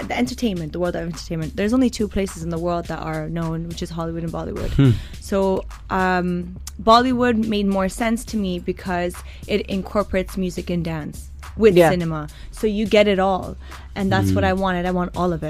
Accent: Toronto, Ontario, Canada; moved away as an adult; also born or lived in India; born and raised in Toronto

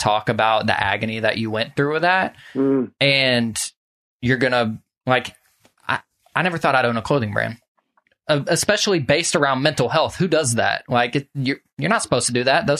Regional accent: Social Circle, Georgia, United States; I grew up in Social Circle here where I'm

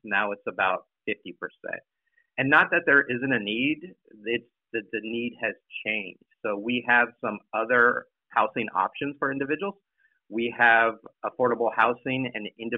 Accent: San Diego, California, United States; moved away as an adult; I'm originally from San Diego, left for the military and then college

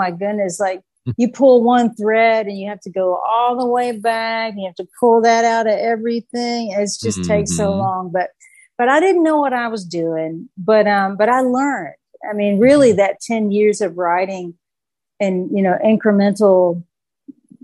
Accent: Harrogate, the South, United States; I grew up in the South. I was baptized at the First Baptist of Harrogate

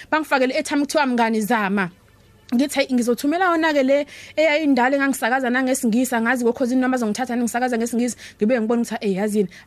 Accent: South Coast, KwaZulu-Natal, South Africa; also born or lived in Durban; ikakhulukazi la ngiphuma khona kwanyuswa iSouth Coast

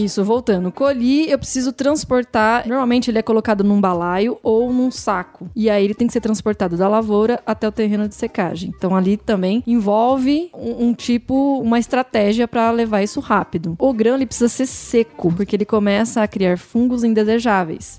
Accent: Paulínia, São Paulo, Brazil; eu sou de Paulínia

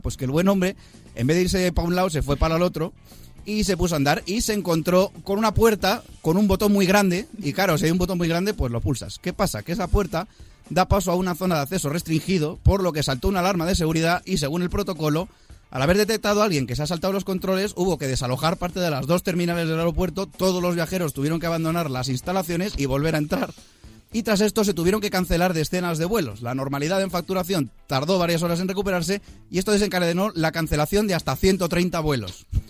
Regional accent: Spain; nosotros somos españoles

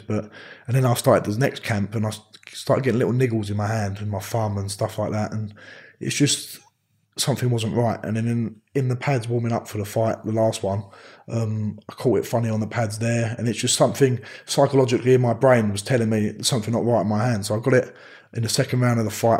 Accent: Romford, London, United Kingdom; I'm from Romford.

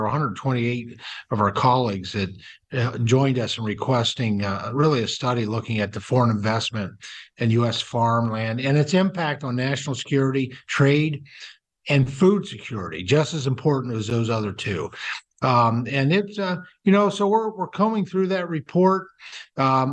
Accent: Pennsylvania, United States; my home state of Pennsylvania

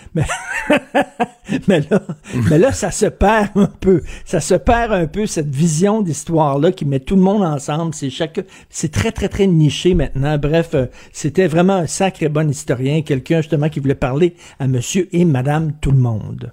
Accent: Montreal, Quebec, Canada; quand j'étais jeune, moi je viens de Verdun, là, un milieu très populaire.

